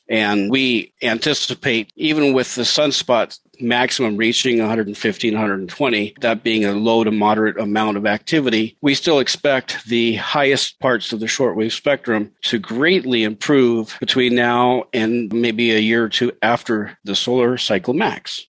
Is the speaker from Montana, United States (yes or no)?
yes; Montana, United States; moved away as an adult; also born or lived in Seattle area, Washington; I was living in the Seattle area and I grew up in Montana